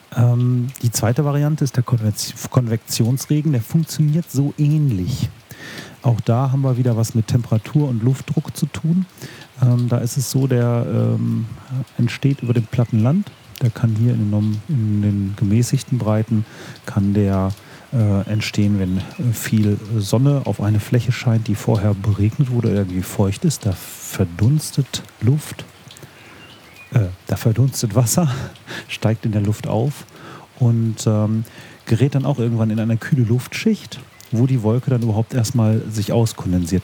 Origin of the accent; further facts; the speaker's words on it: Warstein, North Rhine-Westphalia, Germany; now in Paderborn, Germany; Ich komme aus Warstein, vom Nordrand des Sauerlandes